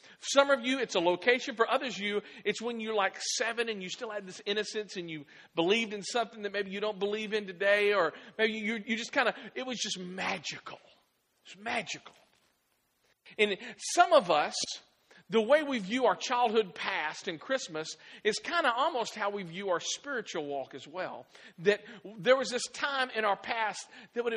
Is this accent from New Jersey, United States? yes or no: no; Clarksville, Tennessee, United States; moved away as an adult; also born or lived in Dallas, Texas / Auburn, Alabama / Virginia Beach, Virginia / Iowa; I am from Clarksville. Clarksville is my home. I was actually born here in Clarksville